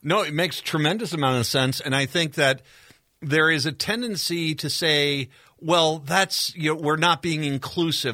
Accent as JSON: {"language": "English", "region": "Minnesota", "country": "United States", "said": "I take in feeding my kids as a Minnesotan would"}